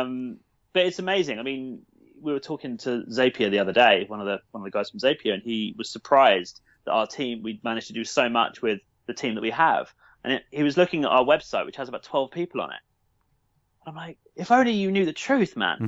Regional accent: Brighton, South East England, United Kingdom; from Brighton, born and, born and raised in Brighton

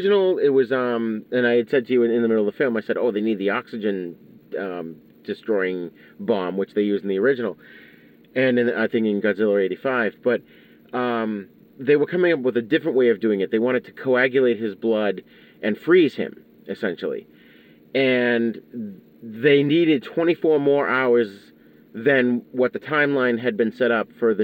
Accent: United States; as an American

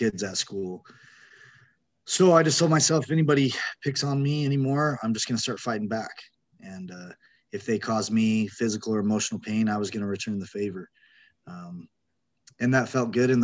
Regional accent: Utah, United States; I grew up in Utah, felt pretty normal as a little kid

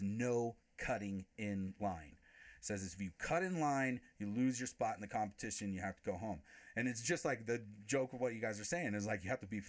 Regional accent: Crestline, California, United States; I carry like a little bit of funny little mountain ghetto swagger from growing up in Crestline

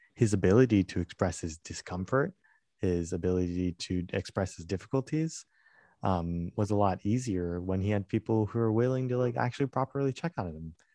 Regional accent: United States; I was born and raised in the United States

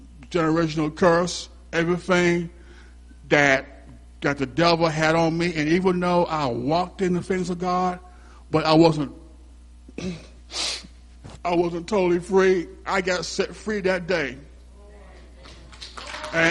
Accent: Hampton, Virginia, United States; I'm from Hampton, Virginia

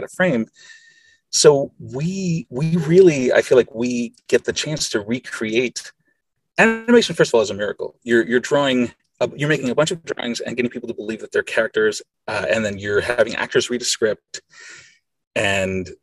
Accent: Costa Rica; first language Spanish; English is a second language; I grew up in Costa Rica, and I didn't become fluent in English until I was 10. And I was certainly, I did not speak any English before age 8.

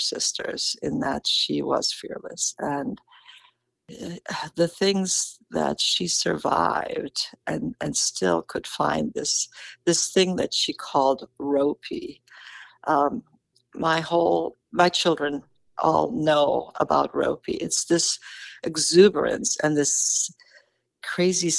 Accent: Karlovy Vary, Karlovy Vary Region, Czechia; moved away; Karlovy Vary, my hometown

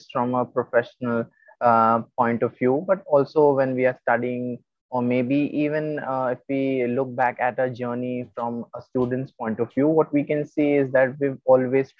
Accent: India; I'm from India

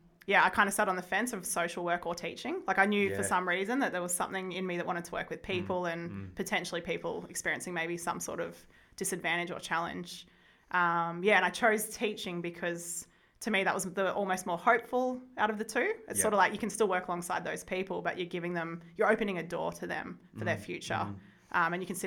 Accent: Wodonga, Victoria, Australia; So I was born in the Wodonga Hospital. Grew up in that area all the time.

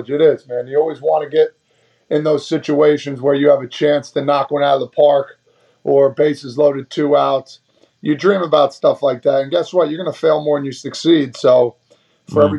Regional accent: Toms River, New Jersey, United States; it's a fun-loving town. Everybody plays sports: basketball, baseball, football

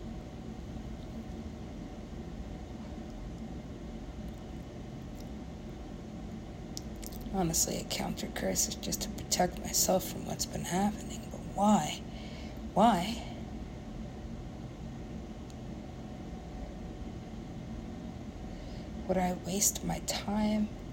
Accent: United States; I am American

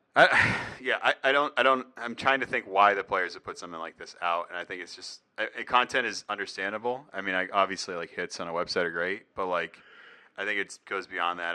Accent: New England, United States; I'm from New England

